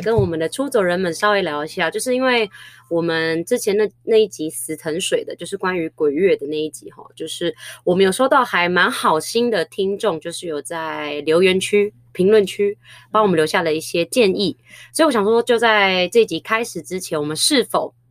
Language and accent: Chinese; Philippines; 我自己身为菲律宾人